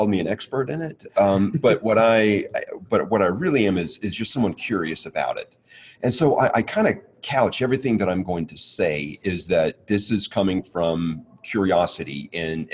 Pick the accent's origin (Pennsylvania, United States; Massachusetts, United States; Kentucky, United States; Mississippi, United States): Mississippi, United States; moved away; I'm originally from the South, from Mississippi.